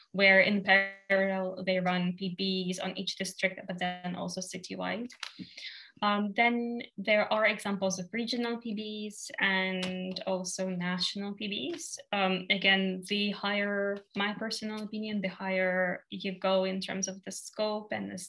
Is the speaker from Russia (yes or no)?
yes; Russia; I'm from Russia